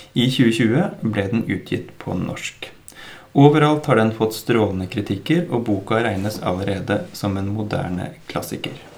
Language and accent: Norwegian; Drammen, Buskerud, Norway; Vi er fire menn fra Drammen